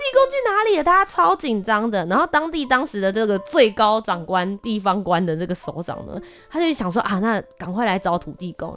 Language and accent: Chinese; New Taipei, Taiwan; also born or lived in Kaohsiung; 我本身呢是在高雄出生，然后小学之后我就搬到了新北市